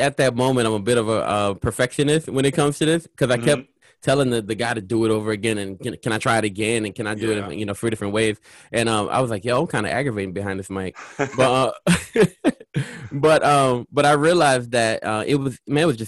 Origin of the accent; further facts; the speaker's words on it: New Orleans, Louisiana, United States; I'm from Louisiana. So I was in the heart of New Orleans